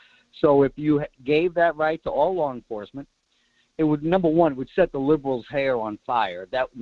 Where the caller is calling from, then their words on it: Kodiak, Alaska, United States; Good morning, … from Kodiak.